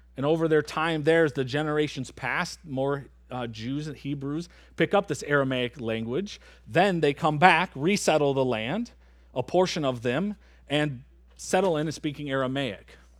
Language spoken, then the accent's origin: English; Michigan, United States; moved away as an adult; now in Antigo, United States; I'm from Michigan